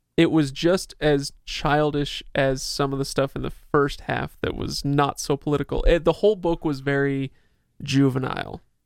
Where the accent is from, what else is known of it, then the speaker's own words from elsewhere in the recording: Utah, United States; we're from Utah